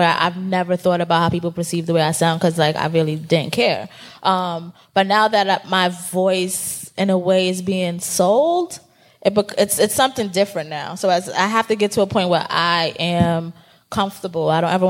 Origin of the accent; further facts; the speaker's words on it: New York, United States; like, we are both from New York, and her and I sound very different because of the different places of New York that we are from, you know?